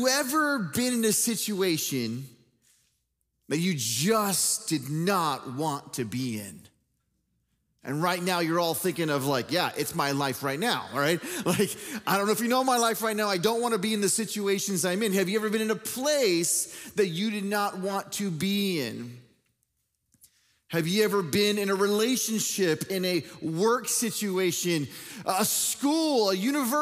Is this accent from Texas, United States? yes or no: yes; Dallas, Texas, United States; also born or lived in Michigan; I'm living in Dallas, Texas. It's my hometown